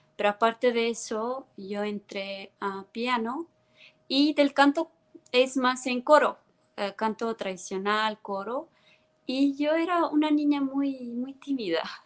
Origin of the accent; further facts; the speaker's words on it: Tallinn, Harju County, Estonia; first language Estonian; Spanish is a second language; moved away as an adult; now in Mexico; yo soy de Tallinn, Estonia. Tallinn es la capital de Estonia. Yo crecí en Tallinn